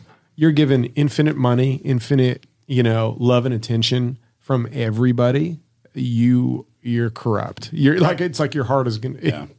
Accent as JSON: {"language": "English", "town": "Winnipeg", "region": "Manitoba", "country": "Canada", "tie": "born or raised there", "said": "From my hometown, we have … came out of there"}